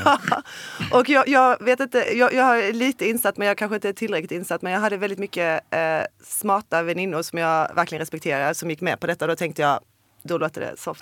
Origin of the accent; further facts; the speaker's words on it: Olofström, Blekinge, Sweden; jag kommer från Blekinge och Olofström